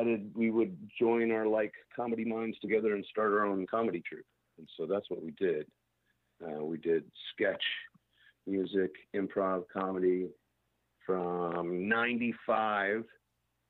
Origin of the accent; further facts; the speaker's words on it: Shreveport, Louisiana, United States; moved away as an adult; also born or lived in Dallas; my dad had worked for an ad agency in Shreveport when I was growing up